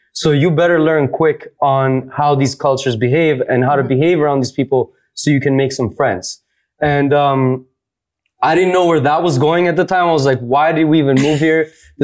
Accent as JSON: {"language": "English", "town": "Toronto", "region": "Ontario", "country": "Canada", "said": "But yes, I am straight up from Toronto."}